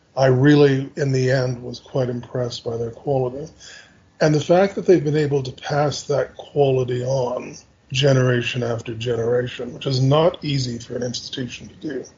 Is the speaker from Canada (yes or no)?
yes; Canada; as a Canadian, I'm from a Five Eyes country